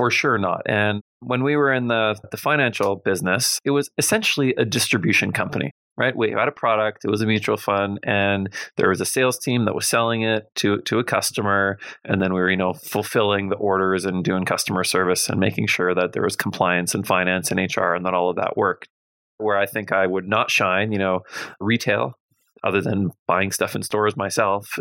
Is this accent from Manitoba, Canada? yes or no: yes; Winnipeg, Manitoba, Canada; I grew up in Winnipeg and I graduated from the University of Manitoba.